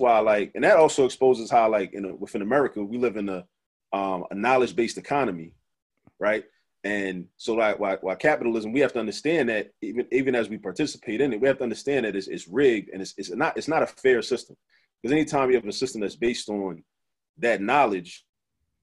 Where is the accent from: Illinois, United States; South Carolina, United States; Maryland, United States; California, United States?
Maryland, United States; Baltimore; growing up in Baltimore